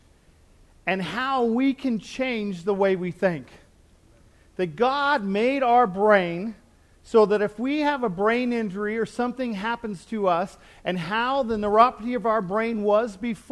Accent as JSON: {"language": "English", "country": "United States", "said": "I'm from the United States"}